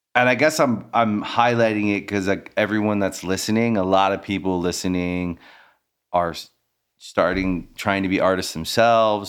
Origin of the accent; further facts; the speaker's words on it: Maryland, United States; also born or lived in Washington, D.C.; now in Los Angeles, United States; I'm from Maryland